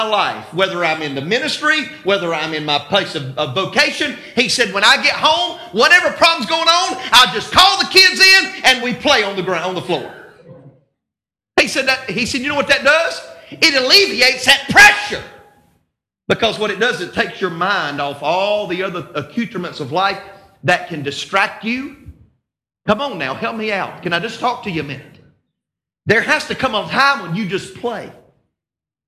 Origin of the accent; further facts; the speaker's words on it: North Carolina, United States; Even if I am from North Carolina.